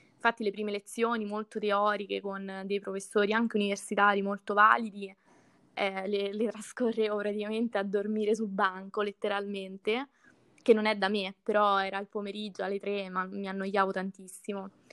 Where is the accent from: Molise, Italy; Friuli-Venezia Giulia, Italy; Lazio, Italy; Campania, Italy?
Lazio, Italy; Tuscia; il mio paese